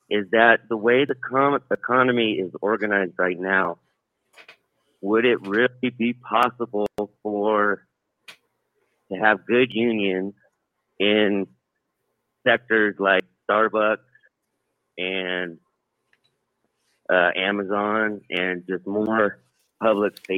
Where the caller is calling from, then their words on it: California, United States; I'm from uh, California.